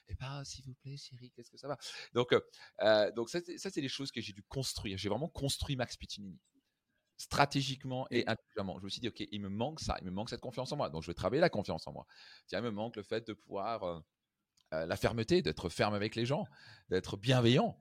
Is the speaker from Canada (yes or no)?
no; Strasbourg, Grand Est, France; je viens de Strasbourg